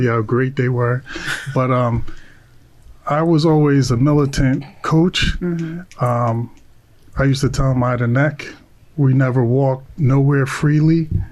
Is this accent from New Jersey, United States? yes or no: yes; Long Branch, New Jersey, United States; I'm from Long Branch too